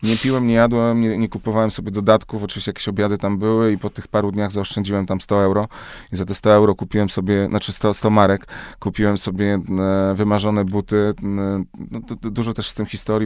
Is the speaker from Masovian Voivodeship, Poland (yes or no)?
no; Krotoszyn, Greater Poland, Poland; moved away; ja wychowałem się w małym mieście w Krotoszynie, w Wielkopolsce